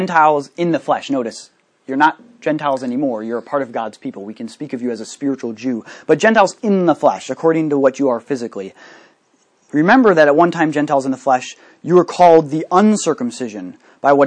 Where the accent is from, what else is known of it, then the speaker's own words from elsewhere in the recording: United States; I'm an American citizen